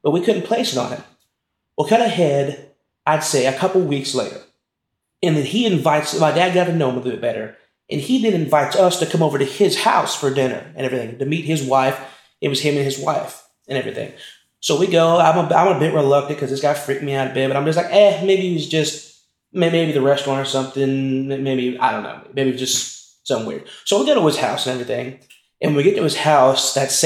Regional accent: Texas, United States; now in Lubbock, United States; we're from Texas, in a small town in Texas

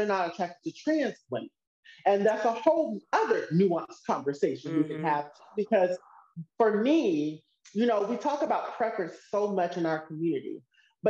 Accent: Mississippi, United States; now in California, United States; growing up in Mississippi

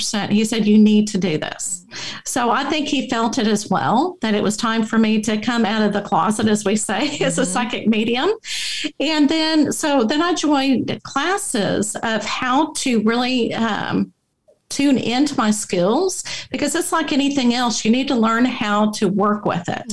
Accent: Abilene, Texas, United States; I grew up in Abilene, Texas

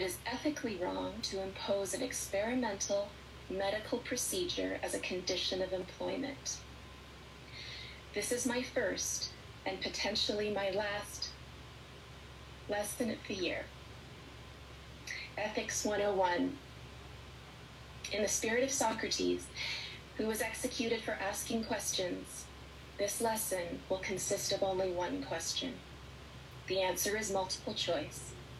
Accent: Canada; because I'm a professor of ethics and I'm a Canadian.

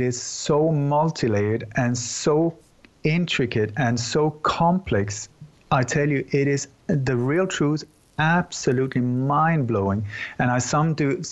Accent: Sweden; also born or lived in Denmark; I'm born in Denmark, but I grew up in Sweden.

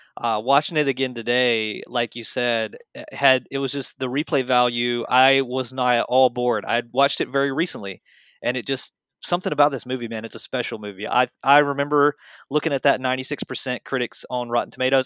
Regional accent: American South, United States; I was born and raised in the American South

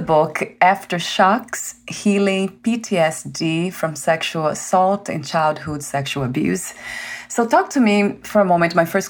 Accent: Brazil; moved away; I was born in Brazil, that's a mm-hmm. Catholic country

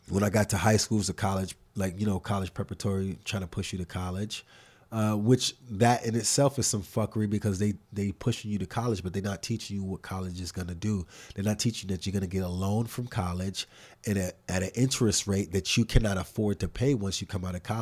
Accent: New York City, New York, United States; I grew up in Harlem.

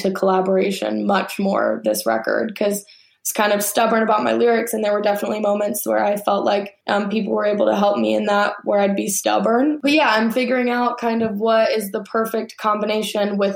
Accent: Alabama, United States; I grew up in Alabama

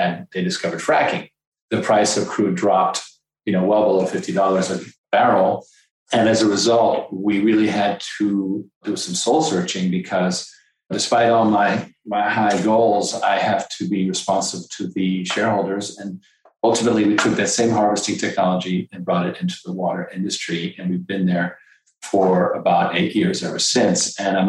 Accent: France; moved away; also born or lived in Canada / Caribbean / Belgium; I was born in Canada, I was spent years in the Caribbean, and then I was raised actually in France and Belgium.

